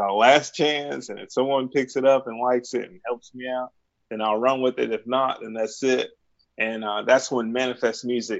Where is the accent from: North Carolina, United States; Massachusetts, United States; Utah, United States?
North Carolina, United States; Charlotte; I'm from Charlotte, North Carolina.